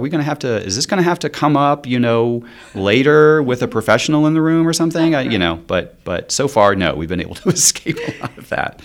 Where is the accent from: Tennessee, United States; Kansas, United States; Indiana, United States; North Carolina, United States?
North Carolina, United States; eastern; moved away; also born or lived in South Korea / Salt Lake City; I grew up in, in eastern North Carolina